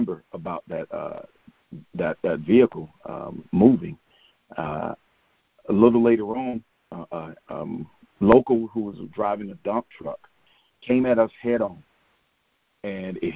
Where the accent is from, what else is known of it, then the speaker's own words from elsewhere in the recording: Albany, Georgia, United States; moved away as an adult; Albany, Georgia, which is actually my hometown